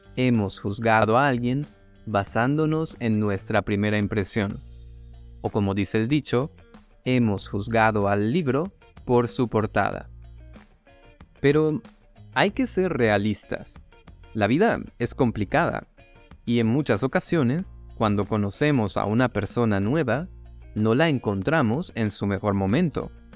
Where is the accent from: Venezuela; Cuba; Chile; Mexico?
Venezuela; moved away